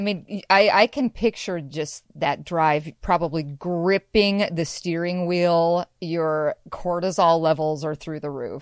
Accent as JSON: {"language": "English", "region": "Washington", "country": "United States", "tie": "born or raised there", "also_born_or_lived": "Seattle, Washington", "said": "I'm from Western Washington, I grew up in snow"}